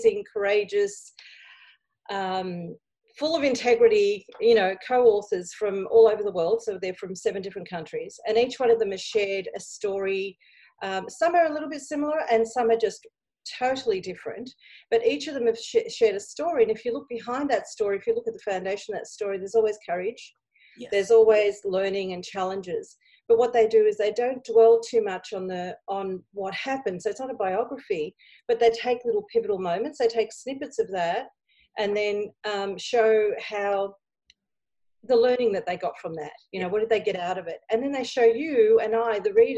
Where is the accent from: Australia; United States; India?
Australia; I'm looking back at my Greek background, even though I was born here in Australia